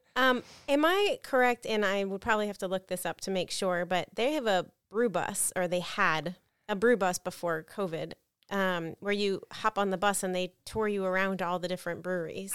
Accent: New Port Richey, Florida, United States; I grew up in Newport Richey

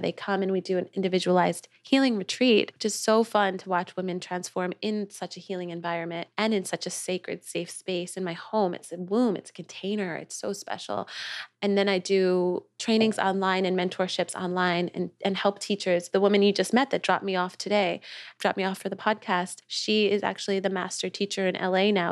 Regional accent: New York, United States; moved away as an adult; also born or lived in Los Angeles; now in Nosara, Costa Rica; I'm from New York, too.

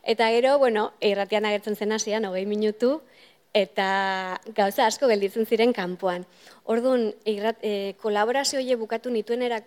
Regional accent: Irun, Basque Country, Spain; moved away as an adult; now in Cambridge, United Kingdom; ni irunen hasi nintzen gehien bat

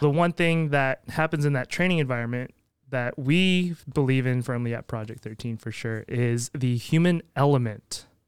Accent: Canada; I'm from Canada, so no.

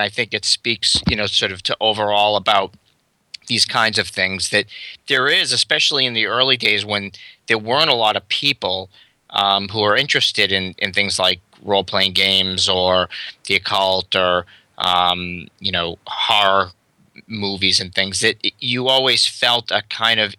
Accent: Massachusetts, United States; also born or lived in Florida; Well, I was born in Massachusetts, but then we moved to Florida and lived there for about 5 years during the mid-70s and then moved back to Massachusetts.

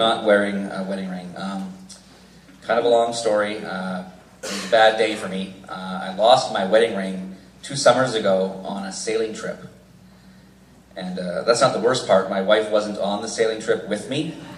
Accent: Victoria, British Columbia, Canada; also born or lived in Vancouver, Canada / Kelowna, Canada; Victoria is my hometown, born and raised here

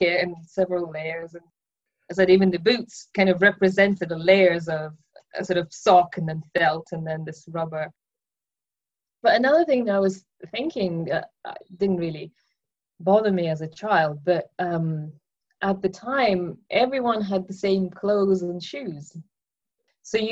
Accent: Russia; moved away; I was born in Russia in 1980, so it was still a Soviet Union

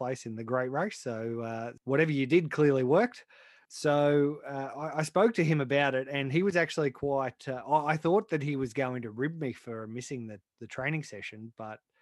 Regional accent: New South Wales, Australia; when I was a kid growing up in New South Wales

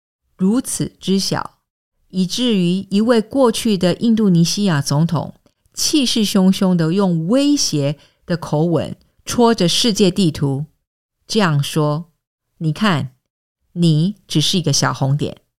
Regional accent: Singapore; 我在新加坡出生和长大，这是一个面积约七百平方公里的小城邦，位于东南亚的一个小岛上，面积不比纽约市大。

